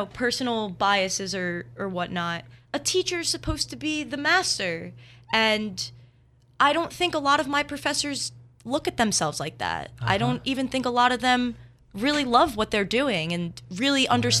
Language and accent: English; New Jersey, United States; now in Philadelphia, United States; I'm from New Jersey